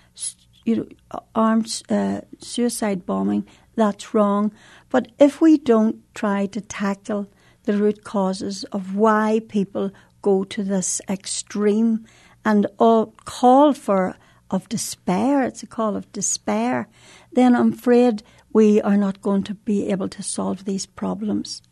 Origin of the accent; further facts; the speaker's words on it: Northern Ireland, United Kingdom; in Northern Ireland, we have, um, uh, two different traditions almost